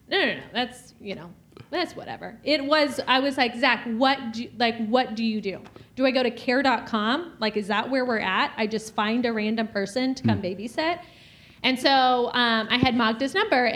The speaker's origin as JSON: {"language": "English", "region": "Georgia", "country": "United States", "also_born_or_lived": "California / South Carolina", "moved": "as an adult", "lives_now": "Wisconsin, United States", "said": "we're originally from Georgia"}